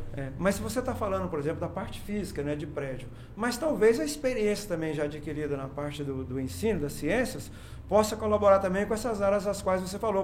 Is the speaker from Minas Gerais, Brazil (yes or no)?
yes; Cajuri, Minas Gerais, Brazil; now in Jataí, Brazil; eu, sou de Minas, né? Sou mineiro. Né? Sou de um lugar chamado Cajuri.